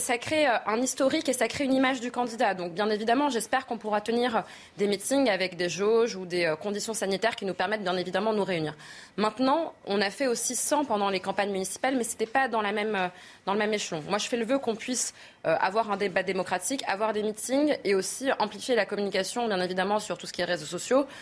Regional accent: France; On est français

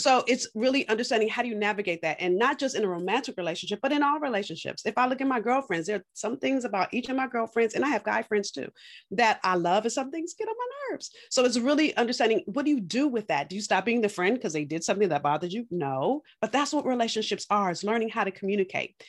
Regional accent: California, United States; now in Boston, United States; I'm from California, moved to Boston.

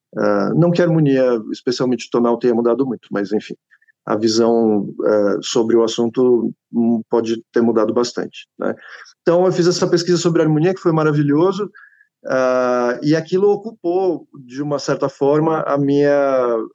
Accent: Atibaia, São Paulo, Brazil; Eu cresci em Atibaia, sou de São Paulo, cresci em Atibaia

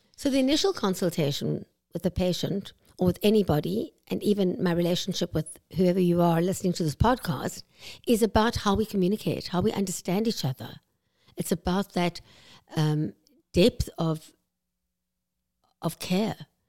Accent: South Africa; moved away as an adult; now in Vancouver, Canada; I'm South African, as you can probably hear

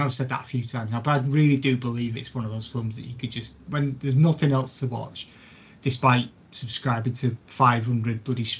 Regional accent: St Helens, North West England, United Kingdom; Well, we're both from St. Helens.

